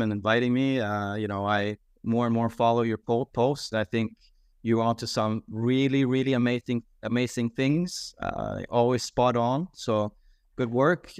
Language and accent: English; Sweden; my home country of Sweden